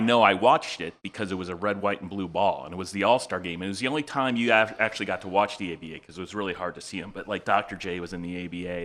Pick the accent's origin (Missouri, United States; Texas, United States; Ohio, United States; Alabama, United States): Ohio, United States; Cleveland; also born or lived in Massachusetts; I grew up in Cleveland, so I was always Indians, Cavs, Browns